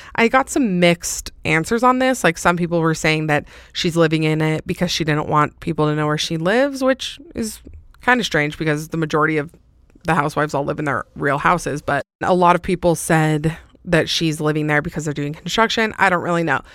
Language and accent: English; Salt Lake City, Utah, United States; It's obviously in my hometown.